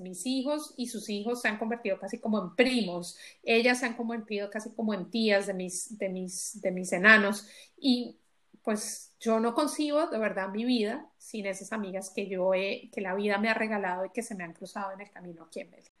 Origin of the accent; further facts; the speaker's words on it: Colombia; moved away as an adult; now in Belgium; éramos netamente colombianas, ahora ya somos colombianas, ecuatorianas, mexicanas y lo llamamos la familia belga